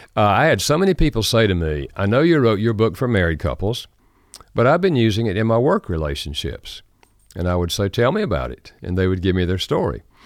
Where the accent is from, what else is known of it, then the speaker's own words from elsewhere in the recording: North Carolina, United States; accent: Southern American; I grew up in North Carolina. Uh, thus, I have a Southern American accent